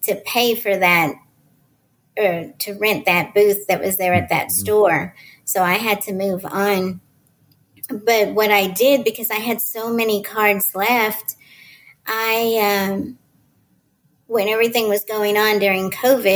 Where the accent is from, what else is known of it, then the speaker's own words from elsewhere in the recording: Dallas, Texas, United States; I'm from Dallas, Texas.